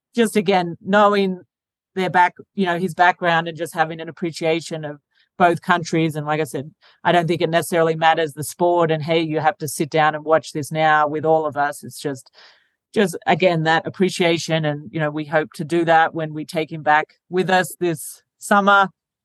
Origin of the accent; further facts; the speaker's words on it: Australia; now in United States; I'm from Australia